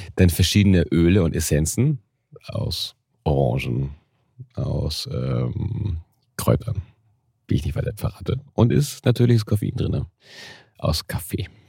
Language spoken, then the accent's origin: German; Hamburg, Germany; als Kind habe ich bin auch in einem einfachen Stadtteil aufgewachsen in Hamburg.